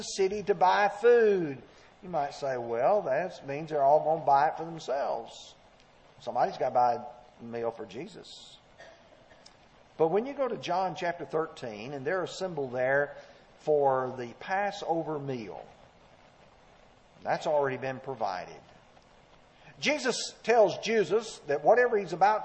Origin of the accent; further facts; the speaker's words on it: Alabama, United States; moved away; the area where I grew up in Alabama